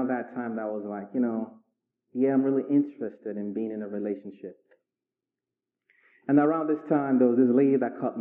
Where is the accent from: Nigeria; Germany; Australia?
Nigeria; moved away as an adult; also born or lived in Inglewood, California / Richmond, Virginia; I was raised in Nigeria for 19 years